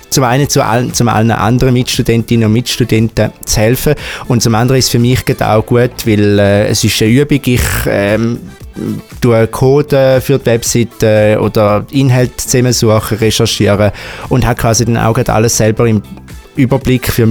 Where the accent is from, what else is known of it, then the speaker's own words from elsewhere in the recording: St. Gallen, Switzerland; accent: Eastern Swiss; in meinem Dialekt wahrscheinlich schon gehört aus der Ostschweiz, genauer gesagt aus der schönsten Stadt ähm, von der ganzen Schweiz, nämlich von St. Gallen. Ähm, bin dort auch aufgewachsen